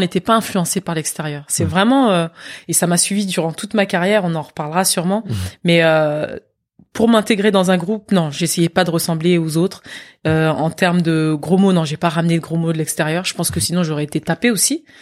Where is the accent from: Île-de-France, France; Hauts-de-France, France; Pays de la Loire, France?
Île-de-France, France; Versailles; also born or lived in Guadeloupe; c'est moi jouant avec mes, mes voisins dans le parc du château de Versailles. C'est là où j'ai grandi.